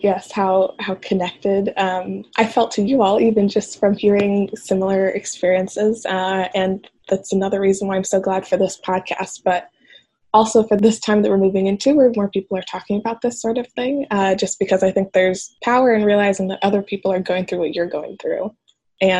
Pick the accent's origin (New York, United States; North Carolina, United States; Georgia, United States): Georgia, United States; Atlanta; now in Washington, D.C., United States; I am originally from Atlanta, Georgia, just outside of Atlanta